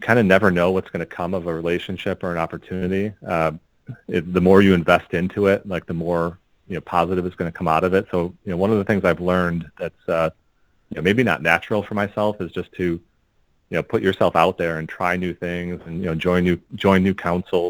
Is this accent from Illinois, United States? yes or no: yes; Park Ridge, Illinois, United States; we grew up in Park Ridge, a northwest suburb of Chicago